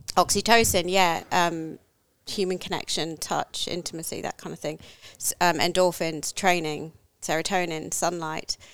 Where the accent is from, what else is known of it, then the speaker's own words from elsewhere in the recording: England, United Kingdom; now in Australia; I grew up in England, no, nowhere near the water